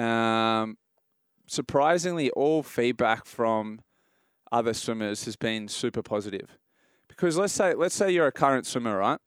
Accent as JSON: {"language": "English", "country": "Australia", "said": "as an Australian"}